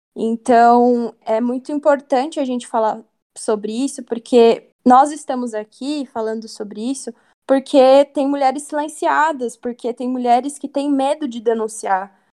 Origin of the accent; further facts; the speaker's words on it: Brazil; a gente foi criado em um, num Brasil racista